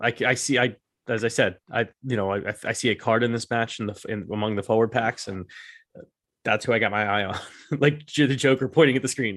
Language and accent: English; United States; we the Americans